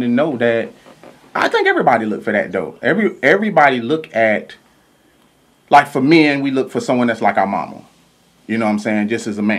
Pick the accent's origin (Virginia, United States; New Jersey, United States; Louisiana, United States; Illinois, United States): Louisiana, United States; I'm from Louisiana